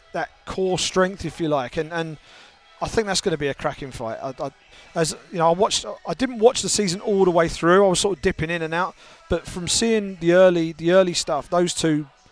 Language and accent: English; United Kingdom; as a Brit